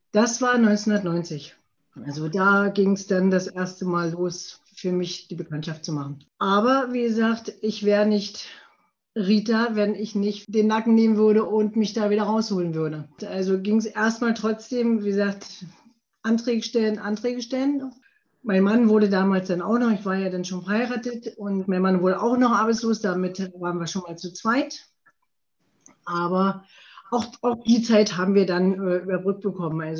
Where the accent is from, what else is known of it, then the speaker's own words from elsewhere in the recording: Prenzlau, Brandenburg, Germany; also born or lived in Pasewalk; Ich bin 1966 nicht in Prenzlau geboren, sondern in Pasewalk bin aber in der schönen Uckermark in Prenzlau aufgewachsen.